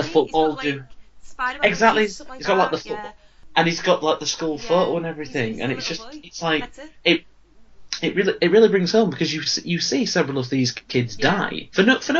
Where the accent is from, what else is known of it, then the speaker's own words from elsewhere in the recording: United Kingdom; we're British